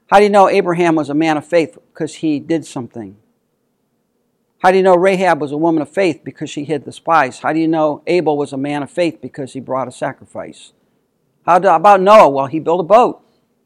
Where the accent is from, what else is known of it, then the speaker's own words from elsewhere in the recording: United States; as American Christians